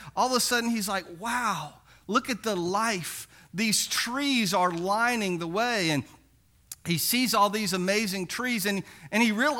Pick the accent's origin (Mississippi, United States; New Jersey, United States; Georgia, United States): Mississippi, United States; Biloxi; But one of the things about growing up in Biloxi is that occasionally we could go down, and my older brother would take me down to the beach, and we'd go throw that net for mullet.